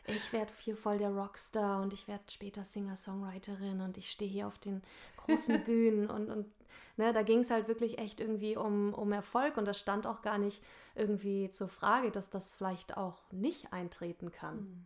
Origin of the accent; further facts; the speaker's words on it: Nordhorn, Lower Saxony, Germany; moved away as an adult; also born or lived in Hamburg; ich komme gebürtig aus Nordhorn. Ich bin da geboren und zur Schule gegangen